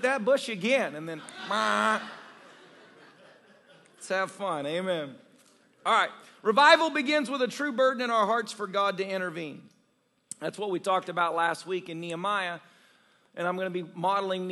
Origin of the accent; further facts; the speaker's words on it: the South, United States; I grew up in the South